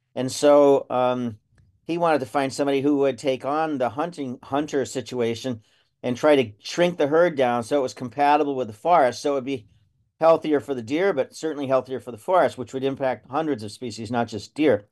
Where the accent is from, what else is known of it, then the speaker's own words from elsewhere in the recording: Lackawanna County, Northeast Pennsylvania, United States; I grew up in Northeast Pennsylvania. I was raised on a dairy farm up in Lackawanna County in the Poconos.